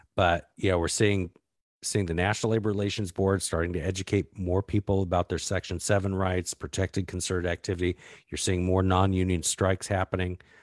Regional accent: Arizona, United States; I grew up in Arizona

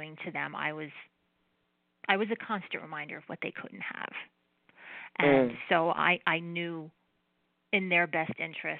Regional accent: New Jersey, United States; I am Italian and I'm from New Jersey

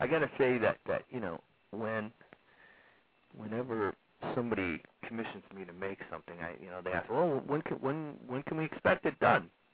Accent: Laguna Hills, California, United States; also born or lived in Los Angeles; I grew up in uh, Laguna Hills, California. Went to Laguna Hills High School

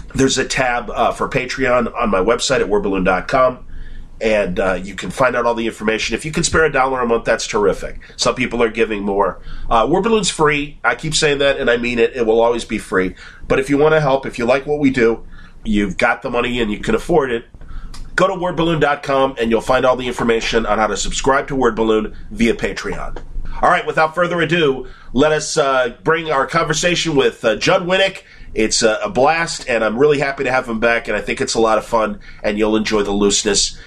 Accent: Chicago, Illinois, United States; accent: Chicago; my Chicago accent

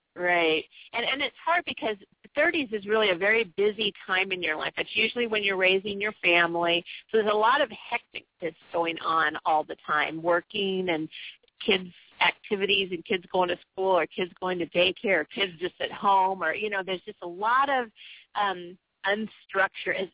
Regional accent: San Diego, California, United States; I was born and raised in San Diego

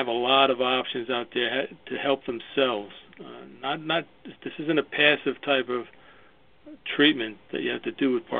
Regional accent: New York, United States; I started in New York. I was born in New York, as you can tell by my accent.

